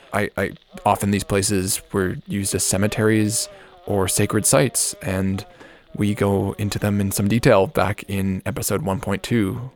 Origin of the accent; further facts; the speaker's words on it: Canada; I'm Canadian